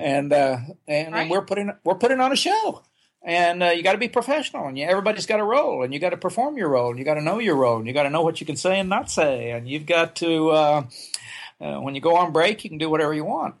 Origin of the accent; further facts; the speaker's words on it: Oklahoma, United States; moved away as an adult; I grew up in Oklahoma, and I, I didn't leave the state till I was 20 years old